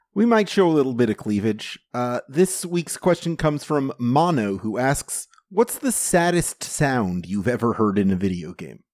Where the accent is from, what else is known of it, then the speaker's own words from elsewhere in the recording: Florida, United States; I'm from Florida